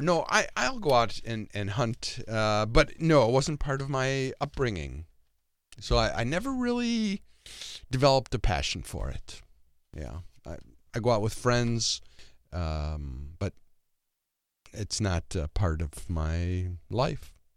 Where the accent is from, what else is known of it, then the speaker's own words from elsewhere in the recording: Michigan, United States; moved away as an adult; also born or lived in Twin Cities, Minnesota; now in Watertown, United States; I grew up in Michigan.